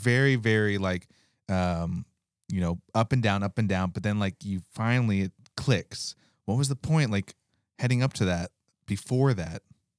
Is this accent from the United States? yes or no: yes; Alaska, United States; We're from Alaska.